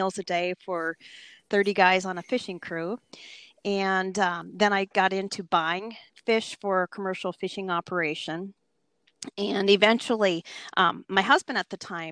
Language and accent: English; Minnesota, United States; moved away as an adult; also born or lived in Alaska; I'm originally from Minnesota and moved up to Alaska when I was young and eager